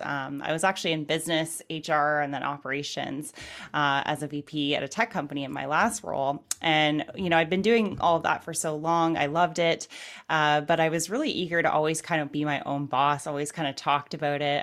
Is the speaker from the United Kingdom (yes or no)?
no; Canada; I'm from Canada